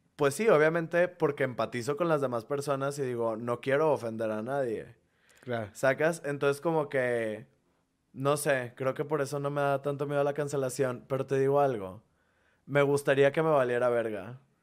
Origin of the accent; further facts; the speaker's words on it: Monterrey, Nuevo León, Mexico; moved away as an adult; now in Mexico City, Mexico; nuestro gentilicio es regiomontanos